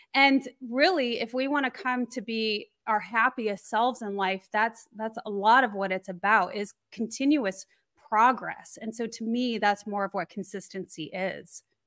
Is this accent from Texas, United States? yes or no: no; Colorado, United States; I grew up in Colorado, so I was very used to the elements